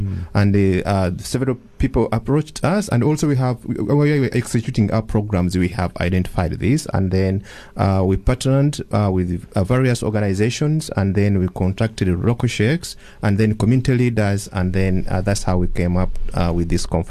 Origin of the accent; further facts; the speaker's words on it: Uganda; moved away as an adult; now in South Africa; I come from Uganda, East Africa.